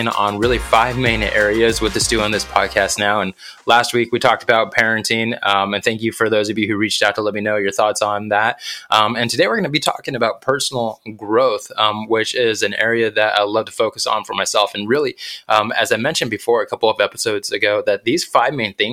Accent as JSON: {"language": "English", "region": "New Mexico", "country": "United States", "tie": "born or raised there", "said": "I grew up in New Mexico"}